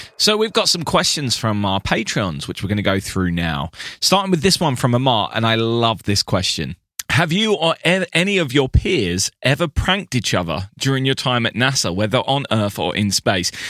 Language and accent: English; United Kingdom; I'm, I'm a Brit